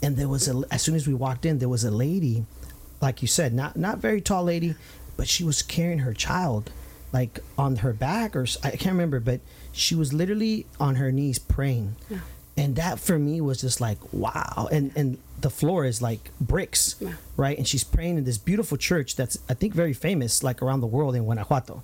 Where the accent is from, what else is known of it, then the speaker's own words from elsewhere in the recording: Santa Ana, California, United States; the Santana days uh, where we grew up on Highland